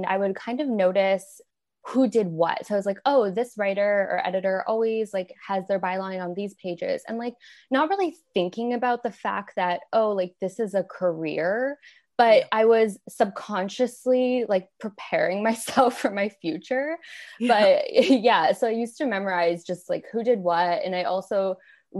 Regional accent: Windsor, Ontario, Canada; moved away as an adult; now in United States; I'm originally from Canada. I grew up in a city called Windsor, Ontario, and it's on the border with Detroit

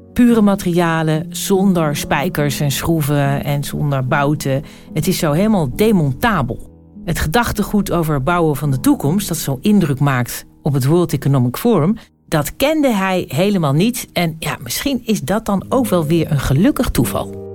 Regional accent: Zwolle, Overijssel, Netherlands; moved away; Ik was aan het logeren in mijn geboortestad Zwolle

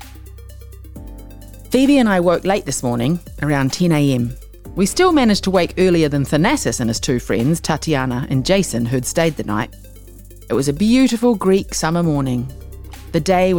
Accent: Whitianga, Waikato, New Zealand; also born or lived in Wellington; I was born in Wellington and I grew up in Te Whanganui or Hei.

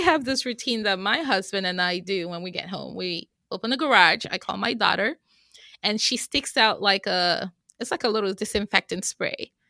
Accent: Nigeria; moved away as an adult; now in United States; I am originally from Nigeria

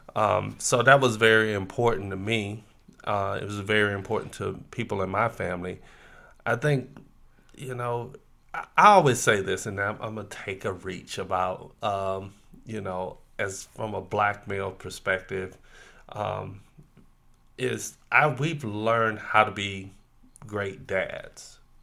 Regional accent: Florida, United States; growing up in the South. In Florida

